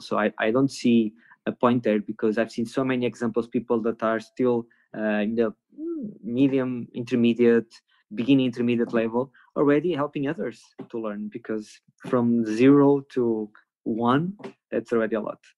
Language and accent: English; Porto, Norte, Portugal; I was born in Porto